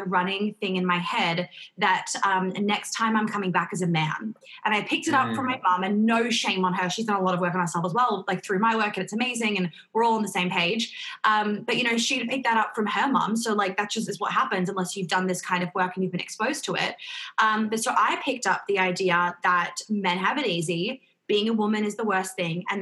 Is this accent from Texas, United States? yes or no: no; New York, United States; I grew up in New York